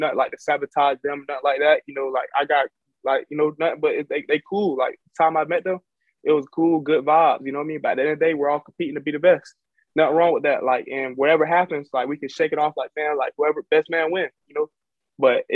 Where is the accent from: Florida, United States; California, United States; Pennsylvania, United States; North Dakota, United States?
Florida, United States; Jacksonville; moved away as an adult; also born or lived in Fort Valley, Georgia; I'm from Jacksonville